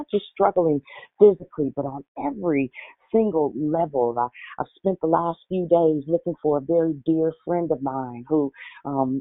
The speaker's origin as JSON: {"language": "English", "town": "Richmond", "country": "United States", "said": "I'm from Richmond"}